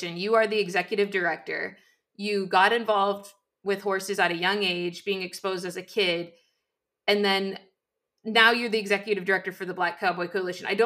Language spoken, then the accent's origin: English; Western Washington, United States; now in Idaho, United States; I live in Idaho now, but I grew up in Washington, okay. Western Washington.